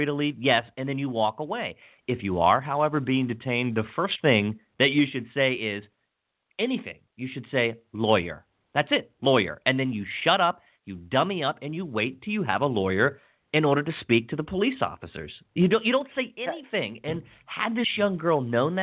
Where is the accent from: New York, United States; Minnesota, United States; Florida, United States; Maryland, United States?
Maryland, United States; Hagerstown; little Hagerstown, Maryland, my hometown where my grandparents were born back in the 20s